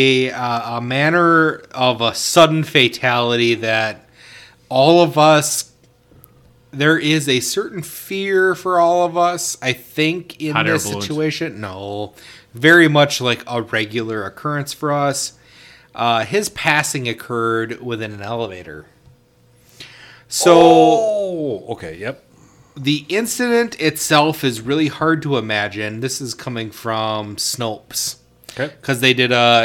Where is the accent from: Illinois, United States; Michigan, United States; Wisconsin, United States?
Wisconsin, United States; Oshkosh; I grew up in Oshkosh